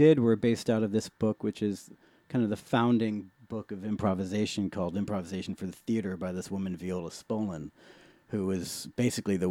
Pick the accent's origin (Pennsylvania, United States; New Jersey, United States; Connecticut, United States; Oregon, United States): Connecticut, United States; Middletown; born or raised there; moved away as an adult; now in San Francisco, United States